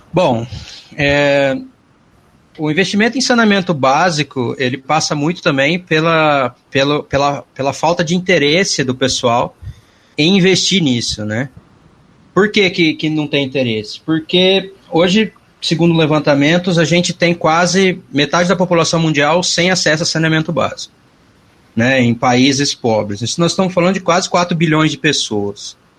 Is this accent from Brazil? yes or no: yes; Mirassol, São Paulo, Brazil; also born or lived in São José do Rio Preto; Eu sou importado, eu sou de Mirassol, não sou de Rio Preto